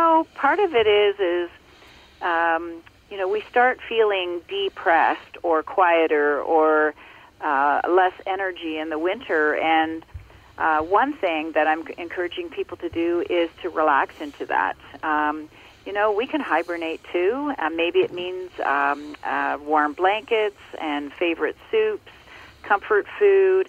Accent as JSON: {"language": "English", "region": "Ontario", "country": "Canada", "tie": "born or raised there", "said": "I grew up in Ontario, and I now live in Muskoka in Ontario as well."}